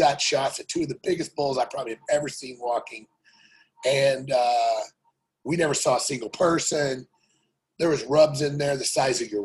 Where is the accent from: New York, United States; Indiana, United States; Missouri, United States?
Missouri, United States; moved away as an adult; now in Montana, United States; I grew up in Missouri. My first 27 years of elk hunting, I lived in Missouri and drove west